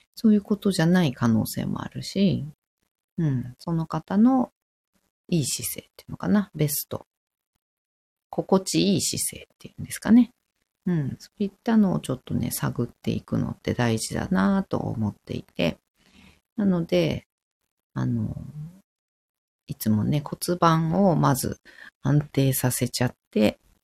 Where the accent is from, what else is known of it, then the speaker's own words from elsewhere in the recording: Fukushima, Japan; 私、福島なんですけど